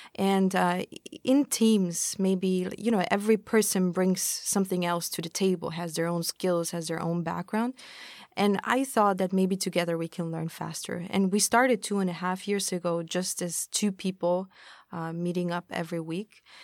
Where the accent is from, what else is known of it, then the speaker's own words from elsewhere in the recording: Austria; moved away as an adult; now in Tokyo, Japan; I'm from Austria. I've been in Tokyo for about four years now